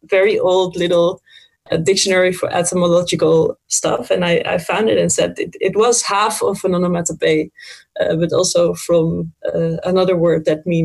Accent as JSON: {"language": "English", "region": "Friesland", "country": "Netherlands", "lives_now": "Amsterdam, Netherlands", "said": "For example, I lived in the north of Holland. I'm from Friesland. And I never really had the accent there, which is why I was teased more or less in school when I was younger."}